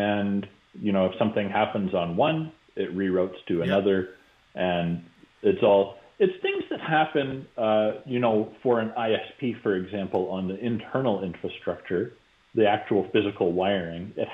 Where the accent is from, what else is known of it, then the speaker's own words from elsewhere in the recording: Canada; I'm being Canadian